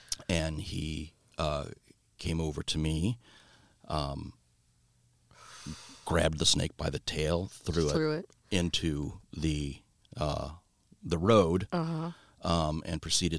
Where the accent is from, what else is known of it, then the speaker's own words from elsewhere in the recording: Rumbai, Riau, Indonesia; born there; So I was born overseas. I was born in Southeast Asia. And we lived in this little village called Rumbai on the island of Sumatra in Indonesia.